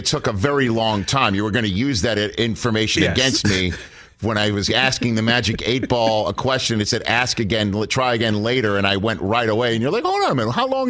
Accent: New York City, New York, United States; From my hometown of Staten Island, apparently.

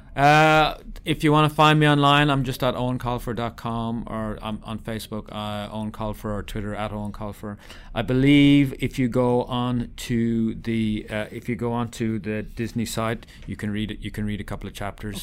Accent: Ireland; accent: Irish; As you can tell from my accent, I'm Irish

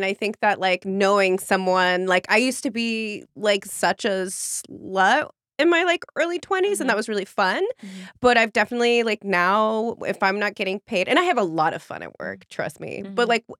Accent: San Francisco Bay Area, California, United States; Yeah, I was born in France and I immigrated when I was like 5 and grew up in the Bay Area.

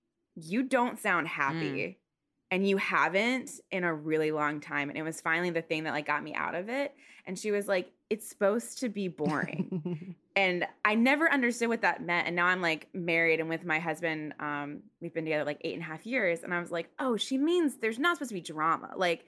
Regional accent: Stafford, Virginia, United States; also born or lived in Seoul; I'm from Stafford. I don't want to live in Stafford, Virginia anymore. And my dad was in the military. So when I was younger, at one point we lived in Seoul.

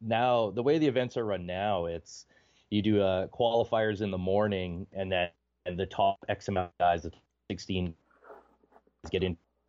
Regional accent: Ontario, Canada; I mean, I'm not originally from Southern Ontario. I'm from like northwestern, 6 hours north of Minneapolis.

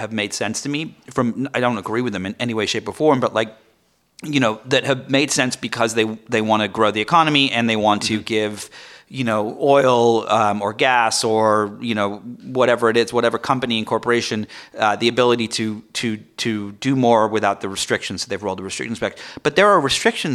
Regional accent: England, United Kingdom; moved away; I'm from England.

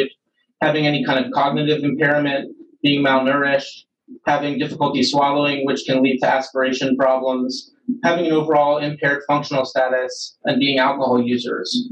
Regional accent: Philadelphia, Pennsylvania, United States; moved away as an adult; also born or lived in St. Louis, Missouri; now in Cleveland, United States; I'm originally from Philadelphia, Pennsylvania

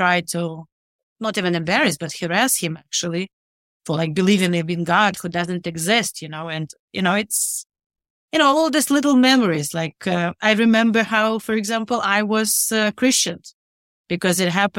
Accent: Rivne, Rivne Oblast, Ukraine; I was born and raised in Rivne, which is northwestern Ukraine.

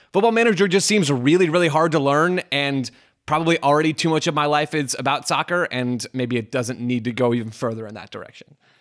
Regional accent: United States; as an American sports consumer

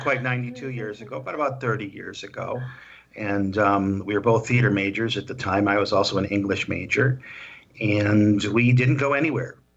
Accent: Midwest, United States; moved away as an adult; also born or lived in Arizona; we were both from the Midwest originally

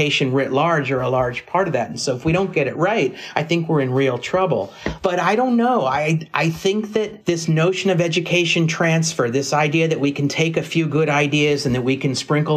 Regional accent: California, United States; I come from California

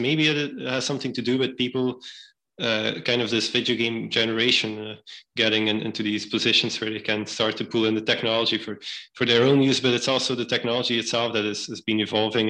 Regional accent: Belgium; moved away as an adult; now in New Haven, United States; I was born and raised in Belgium

